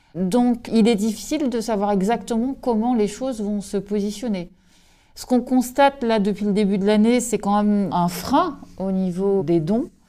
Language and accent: French; Brest, Brittany, France